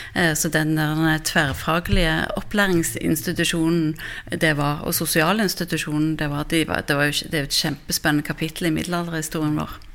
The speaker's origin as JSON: {"language": "Norwegian", "town": "Stavanger", "region": "Rogaland", "country": "Norway", "tie": "born or raised there", "said": "selv er jeg fra Stavanger, så jeg har jo vokst opp med Domkirken"}